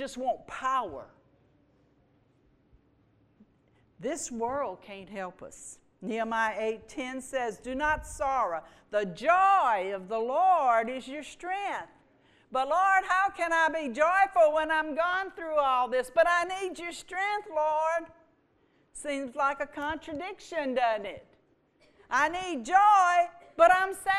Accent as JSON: {"language": "English", "town": "Houma", "region": "Louisiana", "country": "United States", "tie": "born or raised there", "said": "I was born in Houma. I'm a Cajun girl"}